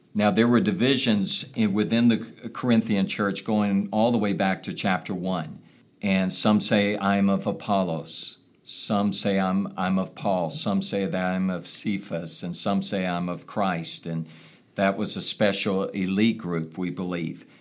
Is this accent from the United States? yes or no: yes; United States; coming from a place like America